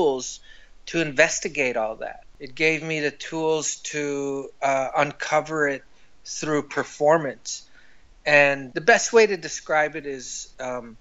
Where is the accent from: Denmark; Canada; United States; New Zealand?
Canada; Winnipeg, Manitoba; moved away as an adult; also born or lived in Ottawa; Everything happened in Manitoba when my parents died when I was young. And then I grew up in Winnipeg